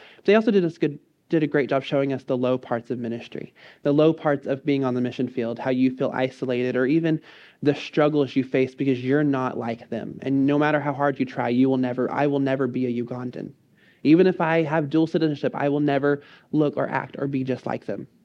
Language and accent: English; College Station, Texas, United States; I grew up in College Station.